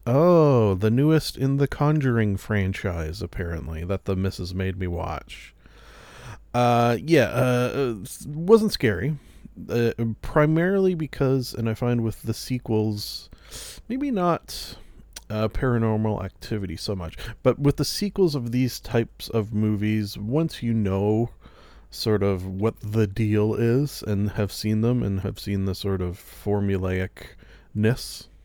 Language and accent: English; Canada; being Canadian